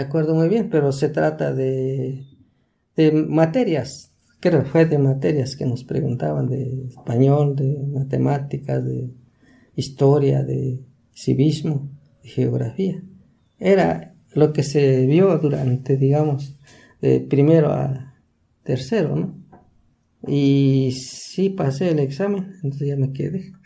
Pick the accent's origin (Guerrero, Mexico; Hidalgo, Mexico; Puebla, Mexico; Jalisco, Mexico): Hidalgo, Mexico; Chalmita; Soy, de Chalmita